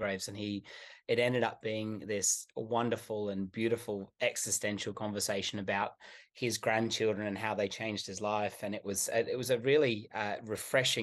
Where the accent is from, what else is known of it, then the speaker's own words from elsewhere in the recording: Sydney, New South Wales, Australia; also born or lived in Melbourne; I'm from Sydney